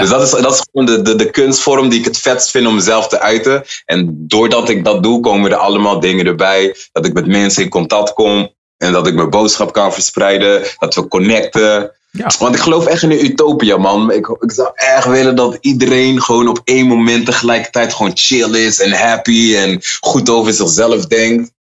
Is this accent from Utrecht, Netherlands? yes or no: yes; Utrecht, Netherlands; ik kom uit Utrecht en ik ben altijd trots op Utrecht